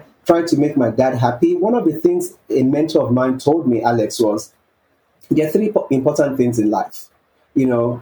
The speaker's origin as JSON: {"language": "English", "country": "Nigeria", "tie": "born or raised there", "said": "growing up in Nigeria, a developing country"}